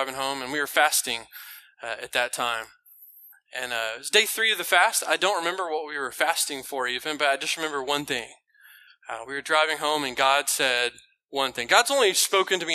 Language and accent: English; Houston, Texas, United States; moved away as an adult; now in China; So I am from Houston originally